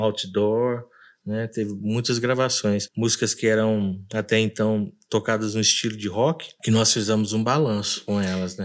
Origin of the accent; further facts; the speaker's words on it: São Paulo, Brazil; moved away as an adult; also born or lived in Diadema / England; Sou natural de São Paulo. Comecei os estudos de música aos sete anos de idade em Diadema